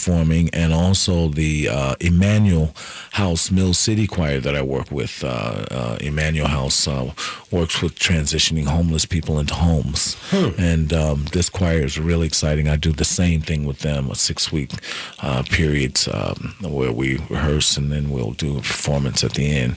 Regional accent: Gary, Indiana, United States; now in Twin Cities, United States; Well, I grew up in Gary, Indiana.

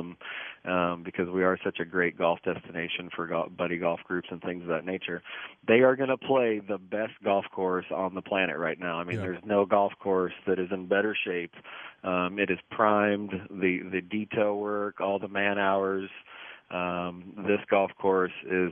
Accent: United States; as an American

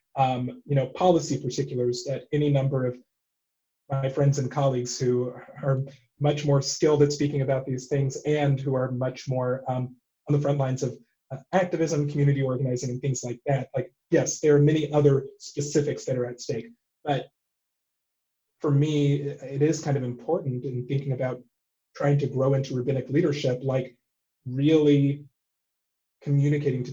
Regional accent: Texas, United States; I grew up in Texas

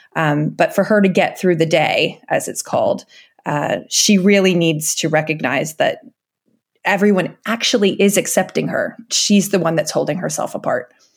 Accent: United States; moved away as an adult; now in United Kingdom; even as an American moving to Britain

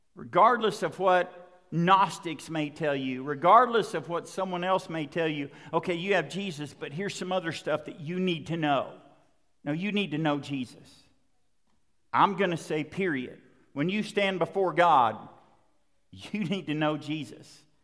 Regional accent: Western Oklahoma, United States; I was growing up in Western Oklahoma

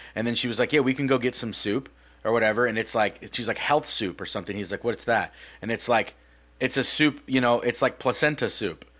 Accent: United States; we grew up in America

